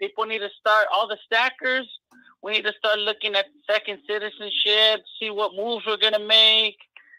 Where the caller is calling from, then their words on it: Corpus Christi, Texas, United States; Corpus Christi, Texas.